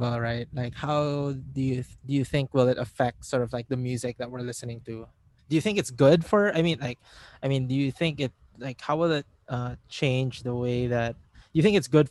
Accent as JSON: {"language": "English", "country": "Philippines", "said": "being Filipino"}